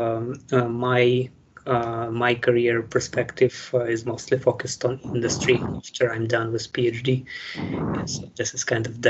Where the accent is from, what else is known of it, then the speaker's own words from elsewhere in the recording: Ukraine; moved away as an adult; also born or lived in Vienna, Austria; now in Ireland; I come from Ukraine.